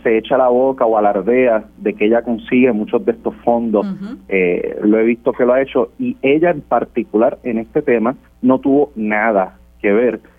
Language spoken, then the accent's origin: Spanish; Puerto Rico